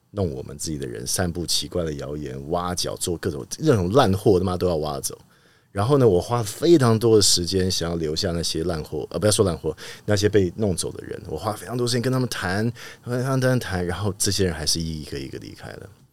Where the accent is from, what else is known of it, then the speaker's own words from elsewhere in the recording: Taipei, Taiwan; 不过从小就在那边长大